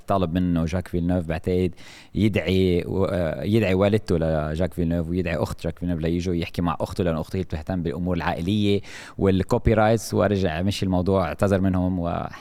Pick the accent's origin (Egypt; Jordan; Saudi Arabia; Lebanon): Lebanon; نحن عندنا بلبنان